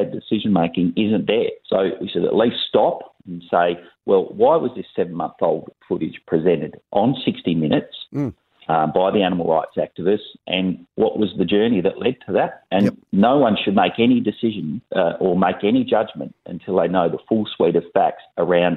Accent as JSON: {"language": "English", "region": "Western Australia", "country": "Australia", "said": "I'm from West Australia"}